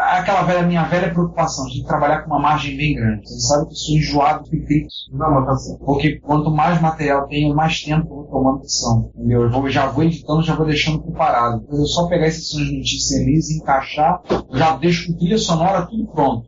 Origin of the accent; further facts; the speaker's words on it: Brazil; eu sou do Brasil